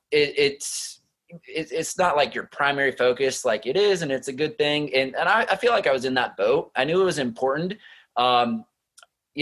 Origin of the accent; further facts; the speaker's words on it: Nebraska, United States; I grew up in Nebraska, on a 10-acre farm in Nebraska